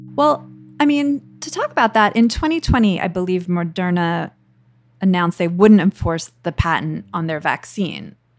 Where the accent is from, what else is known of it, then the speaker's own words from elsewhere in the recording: United States; as an American